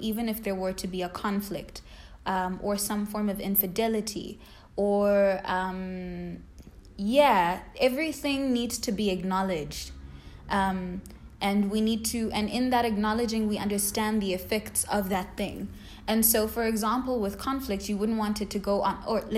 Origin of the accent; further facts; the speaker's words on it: South Africa; English is a second language; I'm specifically speaking to Zulu culture because I am Zulu, or at least I was raised in Zulu culture.